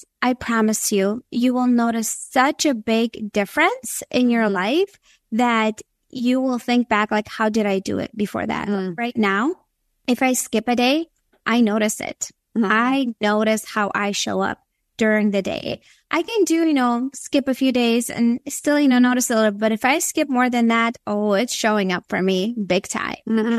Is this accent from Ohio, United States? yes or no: no; Minnesota, United States; moved away as an adult; also born or lived in Latvia; now in Florida, United States; I was born in Latvia, which is in Europe. So I have a mixture of all these things in my background. I moved to the States when I was 9, but yes, so I grew up in Minnesota for a big chunk of my life.